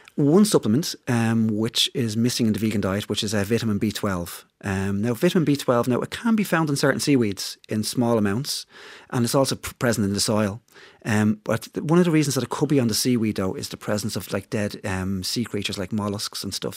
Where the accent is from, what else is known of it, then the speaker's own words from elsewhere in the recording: Dublin, Leinster, Ireland; I'm from, I'm from Dublin